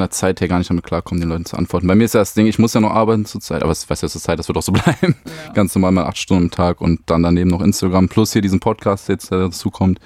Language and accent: German; Düsseldorf, North Rhine-Westphalia, Germany; born or raised there